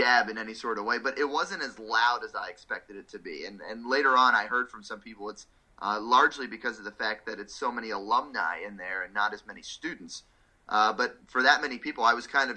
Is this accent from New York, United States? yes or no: no; South Florida, United States; I grew up in South Florida